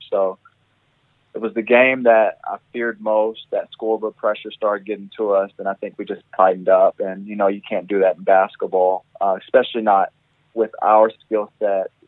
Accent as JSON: {"language": "English", "country": "United States", "moved": "as an adult", "lives_now": "Australia", "said": "I am an American"}